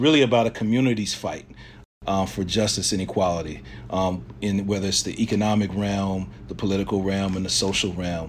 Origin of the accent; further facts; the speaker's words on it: Laurinburg, North Carolina, United States; I'm 37 years old, born and raised in Laurinburg, North Carolina.